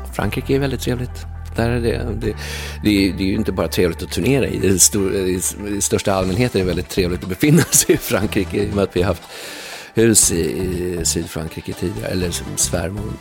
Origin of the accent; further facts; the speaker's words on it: Huddinge, Stockholm County, Sweden; also born or lived in England; flyttade in till stan från Huddinge där jag växte upp